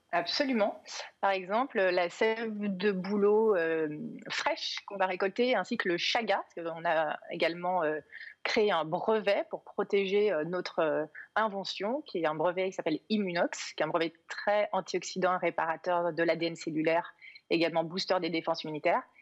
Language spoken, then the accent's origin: French; Cantal, Auvergne-Rhône-Alpes, France; je suis originaire d'Auvergne, plus particulièrement du Cantal